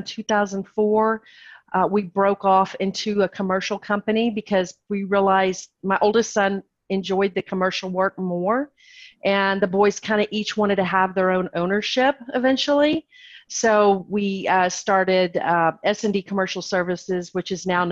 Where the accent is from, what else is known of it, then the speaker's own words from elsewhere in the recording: Texas, United States; I am born and raised in Texas